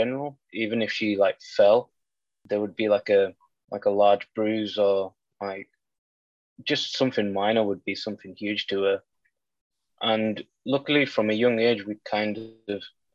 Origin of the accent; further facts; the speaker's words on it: Carlisle, North West England, United Kingdom; We're from Carlisle, so we went to the Carlisle hospital then.